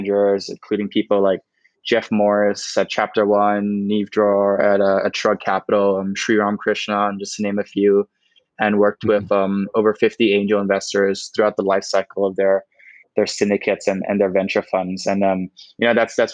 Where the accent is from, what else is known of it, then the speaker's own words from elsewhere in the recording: Bangkok, Thailand; also born or lived in Berkeley, United States; I grew up in Thailand, in Bangkok, lived here my whole life